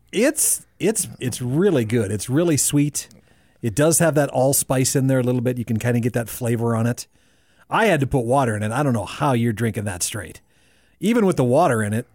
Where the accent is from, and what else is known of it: South Dakota, United States; born or raised there